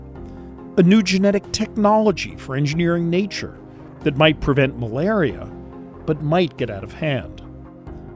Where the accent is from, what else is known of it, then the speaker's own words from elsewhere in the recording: New York City, New York, United States; moved away; I grew up in New York City, a product of the public schools